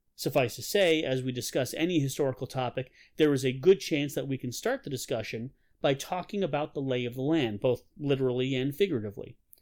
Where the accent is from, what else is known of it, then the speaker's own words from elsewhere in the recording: Rochester, New York, United States; also born or lived in Pittsford, New York; I grew up in Rochester, New York.